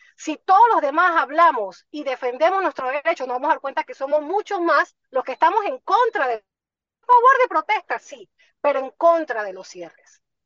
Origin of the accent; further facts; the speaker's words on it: Panama; los panameños